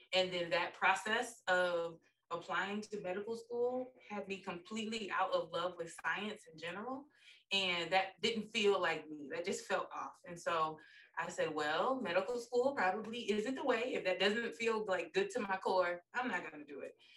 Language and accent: English; Pensacola, Florida, United States; moved away as an adult; also born or lived in Jacksonville / Philadelphia; now in Atlanta, United States; I'm from Pensacola. Went to um, elementary, middle, and high school with Destiny's older brother